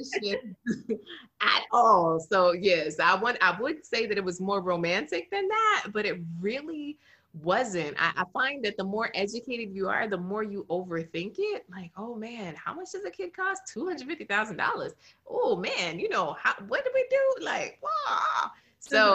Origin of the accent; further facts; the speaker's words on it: Broward, Florida, United States; my hometown, Broward